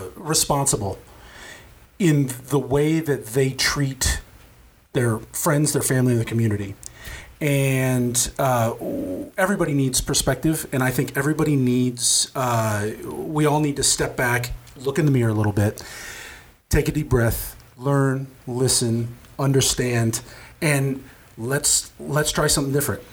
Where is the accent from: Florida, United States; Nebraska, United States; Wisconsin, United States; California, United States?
Nebraska, United States; Norfolk; also born or lived in Los Angeles; we came from Norfolk in you know I, I, was born in 80, we were born in 80, so we had the 80s and the 90s in a small town.